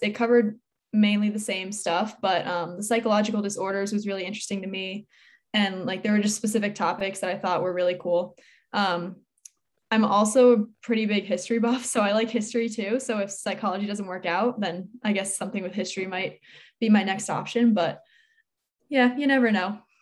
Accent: Newtown, Connecticut, United States; I'm from Newtown, Connecticut, and I'm eighteen

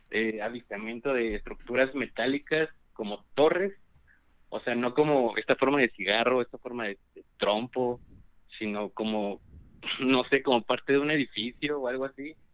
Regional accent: Veracruz, Mexico; De Veracruz.

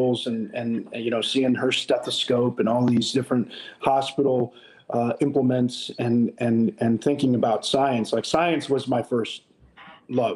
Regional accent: Cleveland, Ohio, United States; So I grew up in Cleveland as a Pittsburgh Steelers fan

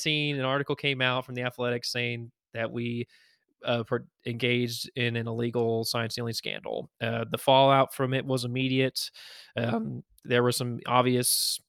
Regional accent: Houston, Texas, United States; I grew up in Houston

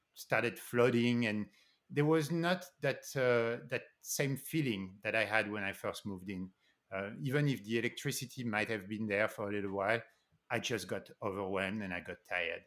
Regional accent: Paris, Île-de-France, France; moved away; also born or lived in New York City, United States; I grew up in Paris, and then I moved to New York City.

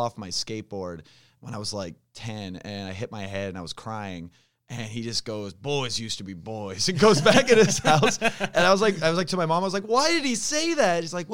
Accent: Sacramento, California, United States; where I grew up in Sacramento

